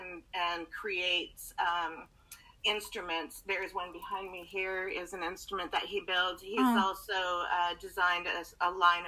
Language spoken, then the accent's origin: English; Canada; also born or lived in British Columbia, Canada; I'm from Canada. I live in BC, Canada, which is, you know, above Utah, Idaho, Washington area, the States, for those of you who aren't aware. And we live in the south central area of that.